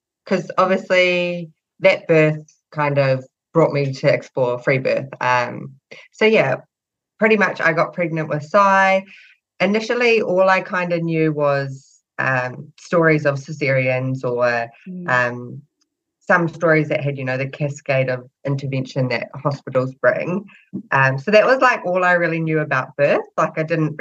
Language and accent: English; New Zealand; I'm from New Zealand